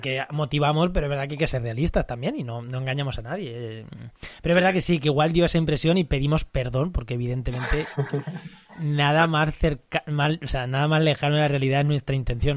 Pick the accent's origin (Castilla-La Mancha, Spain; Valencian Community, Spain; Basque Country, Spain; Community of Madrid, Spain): Castilla-La Mancha, Spain; Albacete; como manchego albaceteño que soy